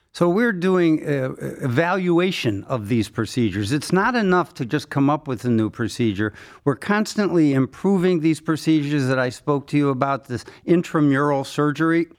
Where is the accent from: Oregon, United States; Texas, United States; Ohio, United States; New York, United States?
Ohio, United States; Cleveland; born or raised there